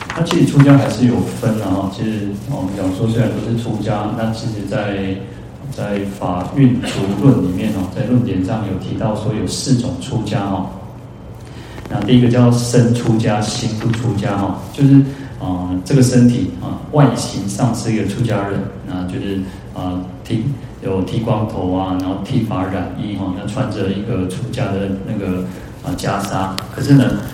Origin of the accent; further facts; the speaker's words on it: Taiwan; 我们，呃，台湾人